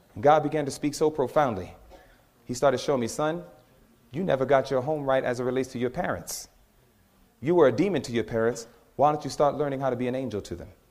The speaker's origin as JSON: {"language": "English", "region": "New York", "country": "United States", "moved": "yes", "said": "I'm from New York"}